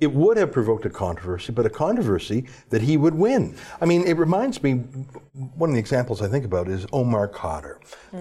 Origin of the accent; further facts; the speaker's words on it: Canada; I'm a Canadian